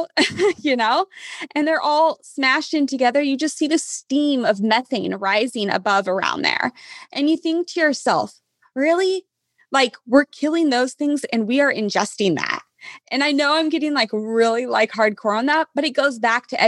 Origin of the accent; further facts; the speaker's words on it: Kansas, United States; now in California, United States; I'm from Kansas. Okay. I live in California.